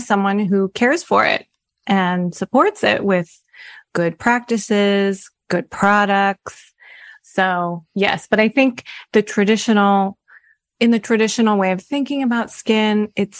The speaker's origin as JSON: {"language": "English", "town": "Seattle", "region": "Washington", "country": "United States", "tie": "born or raised there", "said": "Seattle, Washington."}